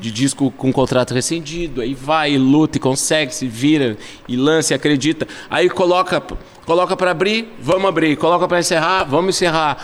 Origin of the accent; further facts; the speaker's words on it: Tramandaí, Rio Grande do Sul, Brazil; a gente é de Tramanda